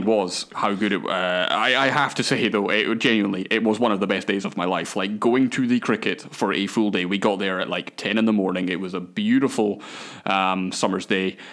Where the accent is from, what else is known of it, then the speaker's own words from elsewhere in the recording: Scotland, United Kingdom; I'm Scottish